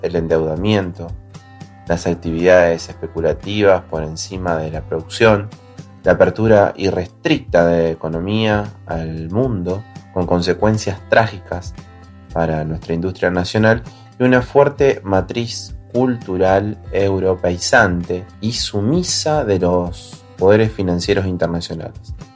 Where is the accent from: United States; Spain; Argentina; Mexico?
Argentina